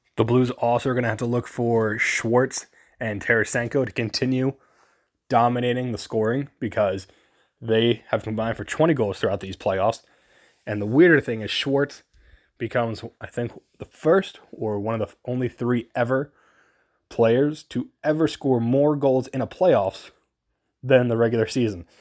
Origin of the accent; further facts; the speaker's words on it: New Jersey, United States; I grew up in New Jersey.